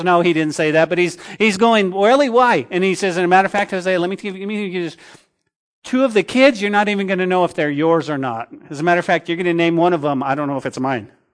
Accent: Santa Fe, New Mexico, United States; the town that I grew up in Santa Fe

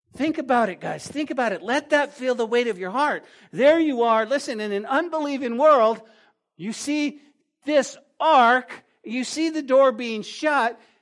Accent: New Mexico, United States; now in Lubbock, United States; Growing up in New Mexico

